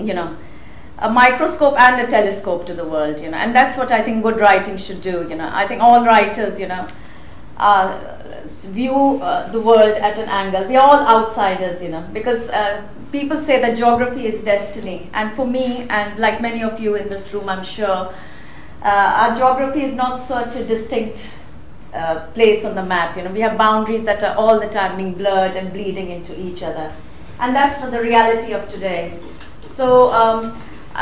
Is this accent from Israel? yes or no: no; Rome, Lazio, Italy; moved away as an adult; also born or lived in India / London, United Kingdom / Paris, France; now in Manchester, United Kingdom; I grew up in Rome